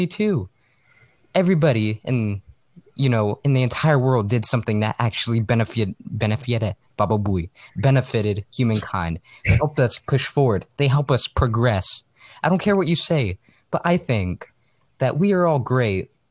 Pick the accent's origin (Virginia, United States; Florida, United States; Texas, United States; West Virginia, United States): Texas, United States; Arlington; also born or lived in El Paso, Texas; I was born in Arlington, Texas